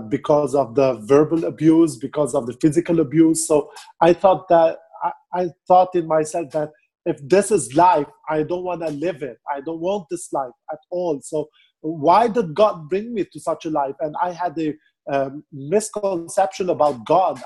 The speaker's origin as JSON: {"language": "English", "town": "Beirut", "region": "Beirut Governorate", "country": "Lebanon", "said": "I'm from Beirut, Lebanon"}